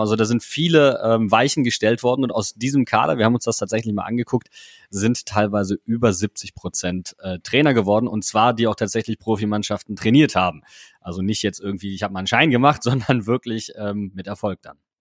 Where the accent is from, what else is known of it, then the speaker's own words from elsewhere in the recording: Wuppertal, North Rhine-Westphalia, Germany; moved away as an adult; now in Mainz, Germany; ich komme nicht gebürtig aus Mainz, sondern ich komme aus Wuppertal gebürtig.